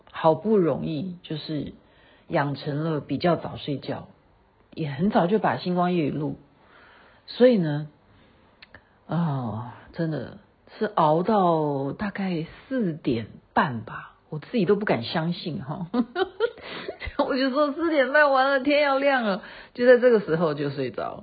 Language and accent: Chinese; Taiwan; 我是台湾来的，我也是制作人